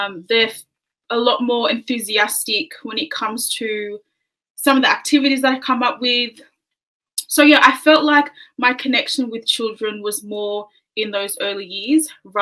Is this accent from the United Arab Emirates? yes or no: no; Sydney, New South Wales, Australia; also born or lived in New Zealand; I live in Sydney. I'm Tongan, so my background is Tongan. I was born in New Zealand, though, and we moved here when I was about three